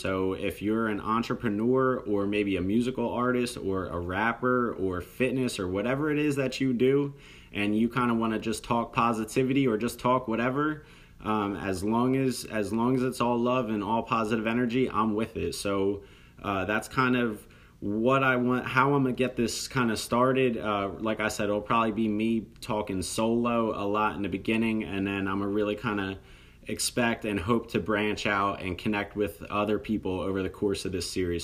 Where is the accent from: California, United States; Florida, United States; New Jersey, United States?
New Jersey, United States; I'm from South Jersey, very close to the city of Philadelphia